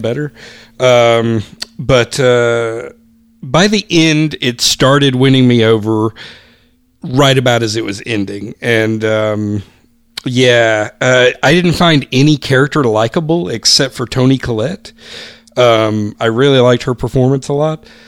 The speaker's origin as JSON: {"language": "English", "town": "Greenville", "region": "South Carolina", "country": "United States", "tie": "born or raised there", "said": "my hometown newspaper, Greenville News"}